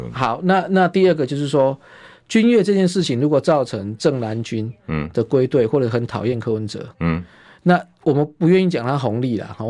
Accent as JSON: {"language": "Chinese", "country": "Taiwan", "said": "我们台湾话讲红灰桃就是夸辣贵了趴"}